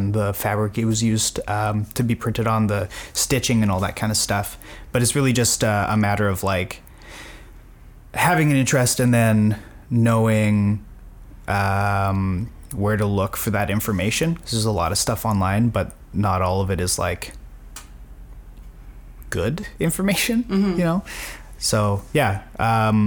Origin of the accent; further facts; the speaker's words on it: Winnipeg, Manitoba, Canada; growing mm-hmm. up in Winnipeg